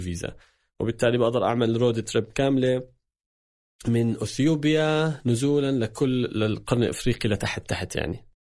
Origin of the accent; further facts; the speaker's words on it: Palestine; also born or lived in Jordan; إني أنا فلسطيني